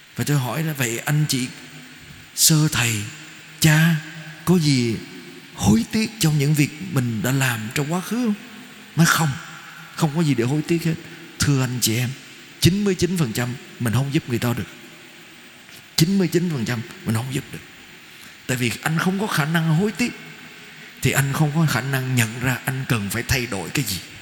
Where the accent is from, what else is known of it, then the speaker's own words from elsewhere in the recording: Vietnam; người Việt Nam của chúng ta